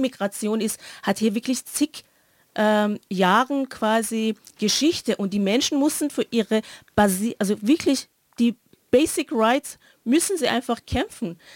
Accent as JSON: {"language": "German", "country": "Iran", "moved": "yes", "said": "ich komme ja aus dem Iran"}